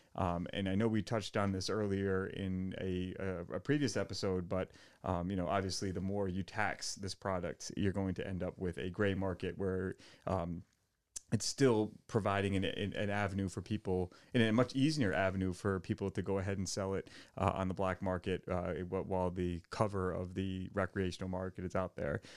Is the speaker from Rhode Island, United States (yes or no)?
yes; Portsmouth, Rhode Island, United States; now in Warren, United States; I grew up in Portsmouth, and, uh, I, I live in Warren now